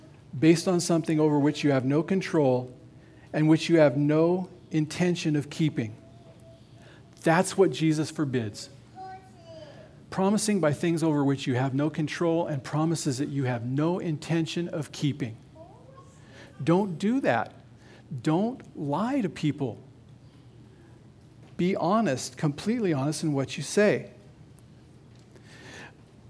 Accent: Nevada, United States; I grew up in Nevada

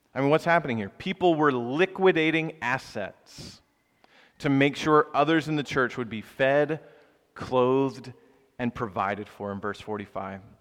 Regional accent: the South, United States; moved away as an adult; now in Philadelphia, United States; where I grew up in the South

